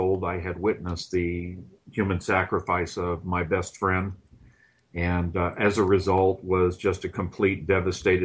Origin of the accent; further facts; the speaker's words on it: Southern California, United States; I grew up in Southern California